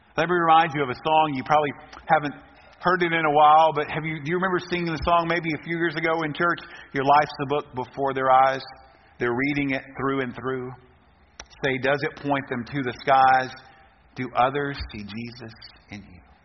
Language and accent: English; Texas, United States; we are from Texas, we are proud to be Texans